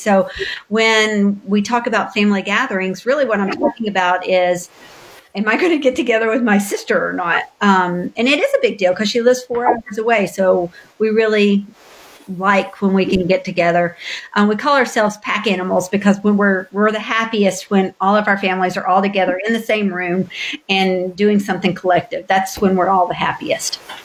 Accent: Knoxville, Tennessee, United States; moved away as an adult; now in Louisville, United States; I am originally from Knoxville, Tennessee, a little a little suburb of Knoxville called Powell. It was a wonderful place to grow up

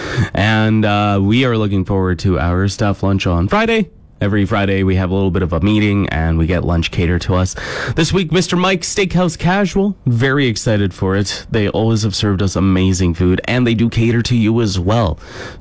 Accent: Cambridge, Ontario, Canada; my hometown of Cambridge, Ontario

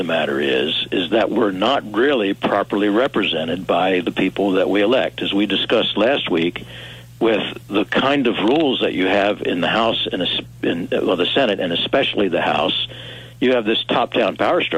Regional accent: Missouri, United States; as an outstate drive-through country Missourian

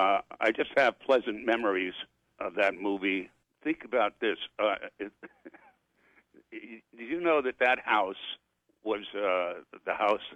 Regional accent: New York, United States; I'm from New York.

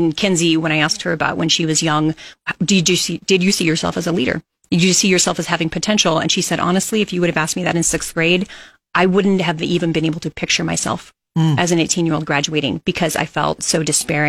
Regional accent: Kearney, Nebraska, United States; now in Lincoln, United States; I'm not actually from Lincoln. I'm from Kearney.

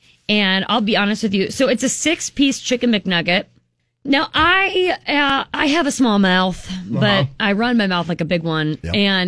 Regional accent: Unadilla, United States; my lovely hometown of Unadilla.

